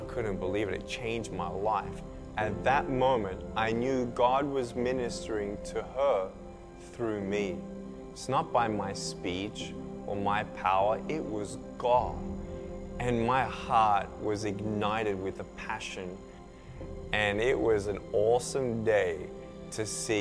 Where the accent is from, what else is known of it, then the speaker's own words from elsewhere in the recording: Melbourne, Victoria, Australia; I was born in Melbourne, Australia, 1982